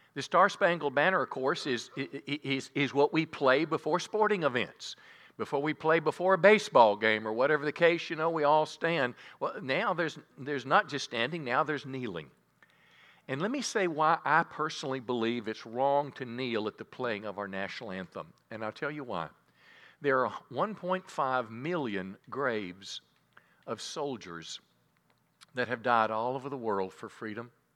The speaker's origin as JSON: {"language": "English", "country": "United States", "tie": "born or raised there", "said": "I was raised in the America, I was born in nineteen fifty-seven"}